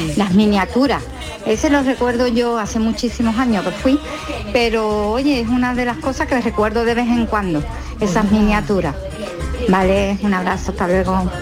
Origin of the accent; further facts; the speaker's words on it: Seville, Andalusia, Spain; moved away as an adult; also born or lived in Madrid / Mexico; afincada ya en, mi tierra, en Sevilla, después de tantos años viviendo fuera, en Madrid y en México los últimos ocho años